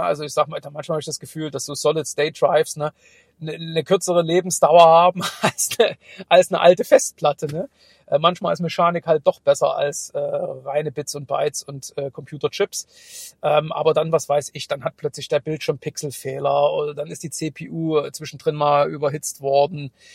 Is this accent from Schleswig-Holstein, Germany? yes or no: no; Saxony / East Germany, Germany; accent: Saxon; wie man sicherlich auch aus meinem leicht verschwamm-, äh, verschwommenen, äh, sächsischen Dialekt, äh, raushören kann, Äh, bin ich auch im Osten groß geworden